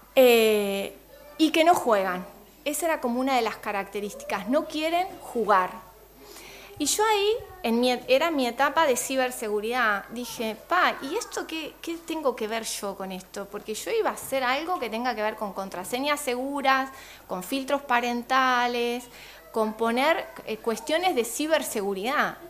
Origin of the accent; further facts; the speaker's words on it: Argentina; moved away as an adult; now in Uruguay; yo soy eh, argentina, licenciada en comunicación social